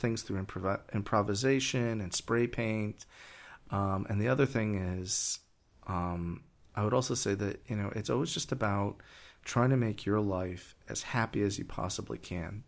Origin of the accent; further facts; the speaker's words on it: New York, United States; I come from New York